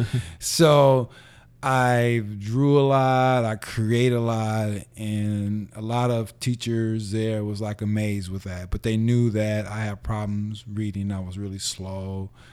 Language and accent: English; San Francisco, California, United States; born or raised there; also born or lived in Los Angeles